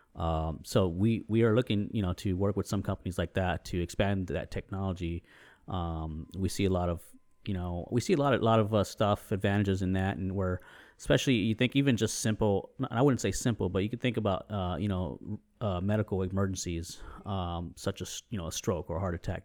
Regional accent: San Antonio, Texas, United States; also born or lived in New England; I grew up here in San Antonio

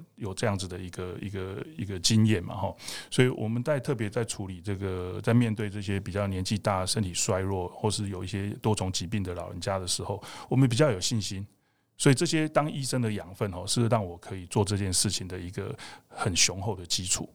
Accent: Taiwan; 我们台湾人

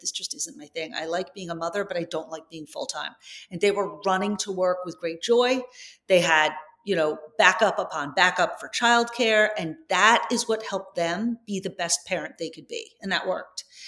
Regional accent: Long Island, New York, United States; moved away as an adult; also born or lived in San Francisco; I grew up on Long Island.

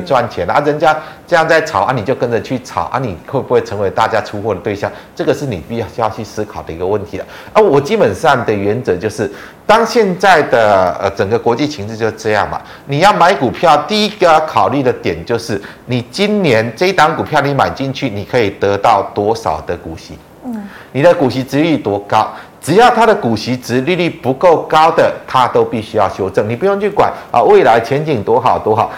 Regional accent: Taiwan; 我们是台湾人

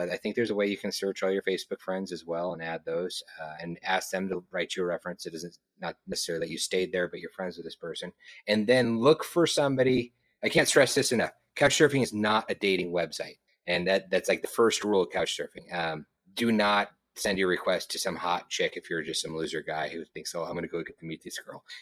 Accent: Moscow, Idaho, United States; born there; also born or lived in Missouri / Florida / Texas / California; now in Montana, United States; I was born in Moscow, Idaho. I moved to Missouri, Florida, Texas, California, back to Missouri, Montana, Oregon, back to Montana.

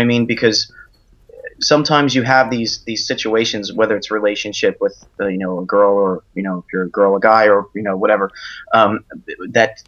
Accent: Cranford, New Jersey, United States; moved away; I'm from Jersey, actually, up in Cranford

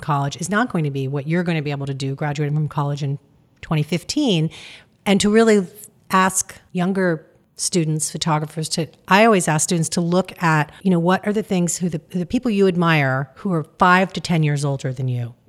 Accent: New York City, New York, United States; moved away as an adult; also born or lived in Michigan / Iowa; now in Richmond, United States; growing up in New York City

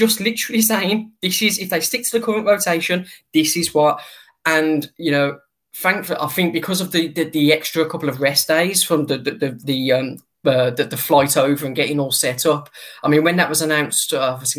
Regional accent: United Kingdom; also born or lived in near Birmingham; my home country

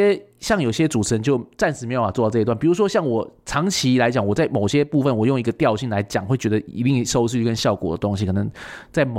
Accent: Taiwan; 就像我们台湾人很喜欢日本嘛，

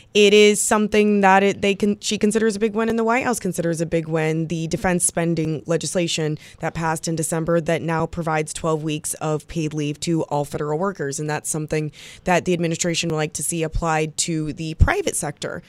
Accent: Kansas City, United States; It's my hometown team

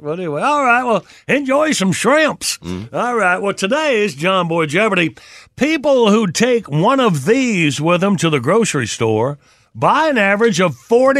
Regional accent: Graham, North Carolina, United States; We didn't have shrimp growing up in Graham, North Carolina.

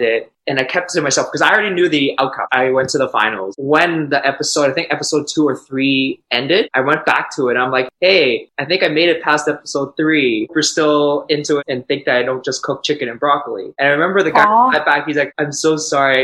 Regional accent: Toronto, Ontario, Canada; I'm from Toronto

